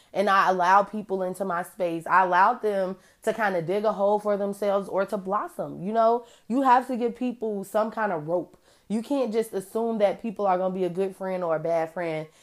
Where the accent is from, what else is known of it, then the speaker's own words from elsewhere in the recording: Chicago, Illinois, United States; I'm from Chicago